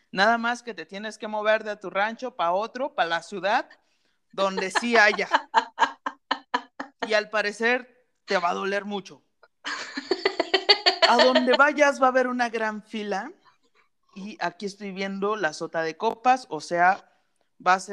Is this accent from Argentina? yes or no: no; Dubai, United Arab Emirates; born there; este, tengo 28 años, este, nací en Dubai.